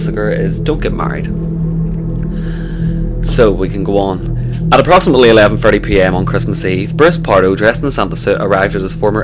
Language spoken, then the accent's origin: English; Northern Ireland, United Kingdom; we're from Northern Ireland